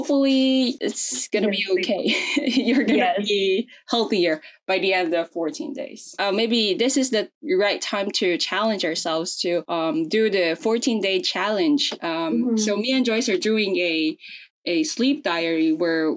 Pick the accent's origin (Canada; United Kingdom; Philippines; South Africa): Philippines; I'm from the Philippines